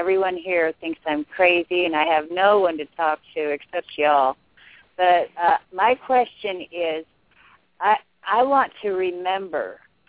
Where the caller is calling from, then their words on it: Golden, Missouri, United States; I'm from Golden, Missouri.